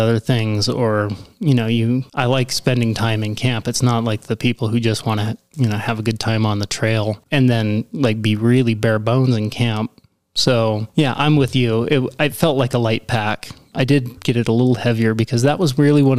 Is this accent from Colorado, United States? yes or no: no; Grangeville, Idaho, United States; I said Idaho.